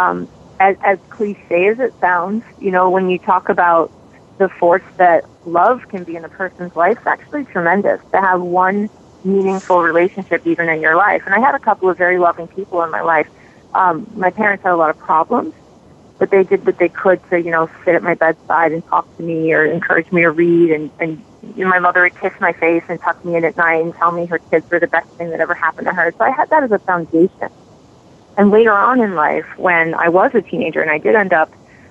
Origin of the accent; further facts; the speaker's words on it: New York City, New York, United States; I was raised in the Bronx in New York City